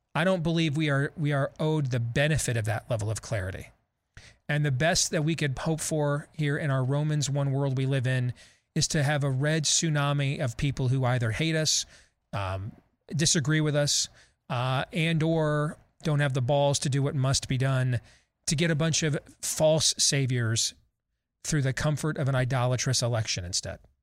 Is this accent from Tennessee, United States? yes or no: no; Wyoming, Michigan, United States; I, I grew up in Michigan. My junior high fight song at Jackson Park was the Notre Dame Victory March. And my high school fight song at Wyoming Rogers was the Buckeye Battle Cry